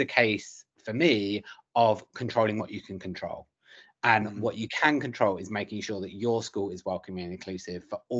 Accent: London, United Kingdom; I grew up in South London

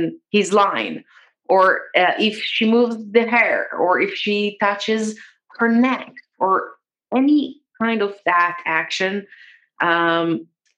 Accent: Israel; I grew up in Israel

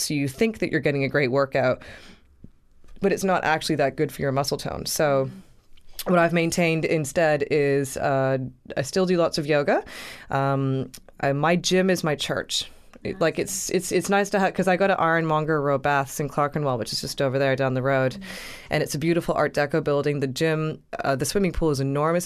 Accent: Canada; I'm a Canadian girl

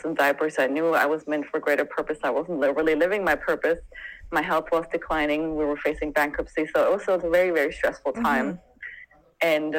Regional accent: Germany; moved away as an adult; also born or lived in Santa Barbara, California; now in Sedona, United States; I grew up there and I left when I was 26

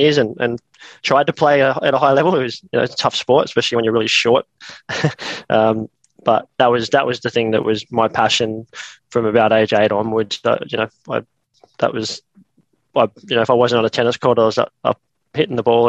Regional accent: Nowra, New South Wales, Australia; moved away as an adult; also born or lived in Canberra; I was born and raised in Nowra, which is on the south coast of New South Wales, just near Jervis Bay. And so I spent probably the first, 18, 19 years of my life there.

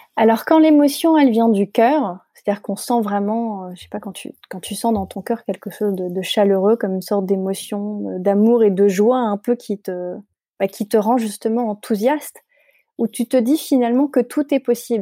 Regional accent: Paris, Île-de-France, France; je suis parisienne j'ai toujours vécu à Paris

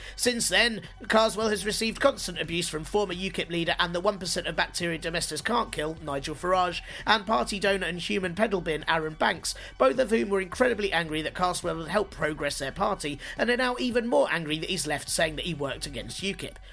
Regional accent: London, United Kingdom; as a Londoner

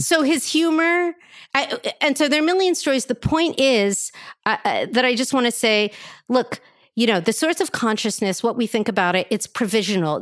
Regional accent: Philadelphia, Pennsylvania, United States; I'm from South Philly.

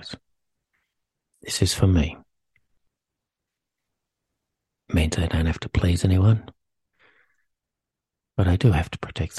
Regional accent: Sydney, New South Wales, Australia; I was born in Sydney, New South Wales, to a working class family

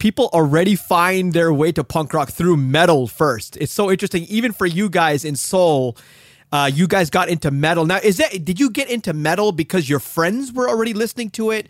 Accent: Hong Kong; I grew up in Hong Kong.

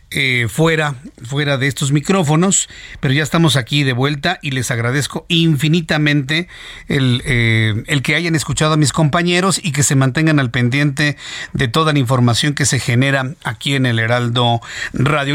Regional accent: Mexico; Y uno como mexicano

